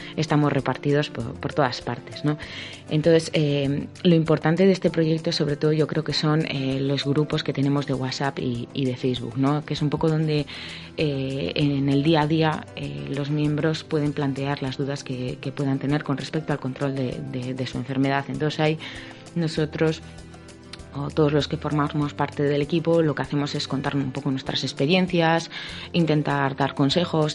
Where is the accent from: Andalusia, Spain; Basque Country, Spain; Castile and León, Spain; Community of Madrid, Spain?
Basque Country, Spain; Bilbao; yo bueno soy de Bilbao, yo creo que se habrá notado un poco por el acento